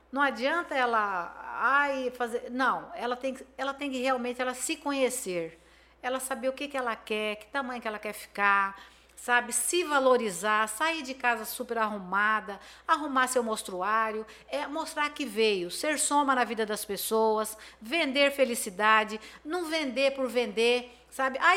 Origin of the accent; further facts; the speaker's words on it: Campo Grande, Mato Grosso do Sul, Brazil; eu sou de Campo Grande, aqui em Campo Grande tem, eu tenho aonde consumir uma mercadoria boa.